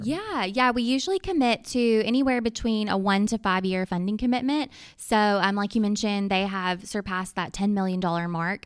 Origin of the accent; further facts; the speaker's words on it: Arkansas, United States; moved away as an adult; also born or lived in Nashville, Tennessee; I'm originally from Arkansas and, um, stepped away for a little bit, um, in Nashville, Tennessee, worked there for about eight years, but recently came back to my home state